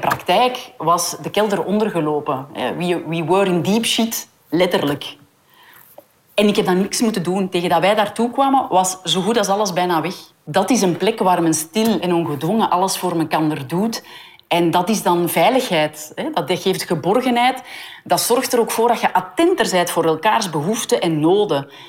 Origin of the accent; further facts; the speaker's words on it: Hoegaarden, Flanders, Belgium; Ik kom uit Hoegaarden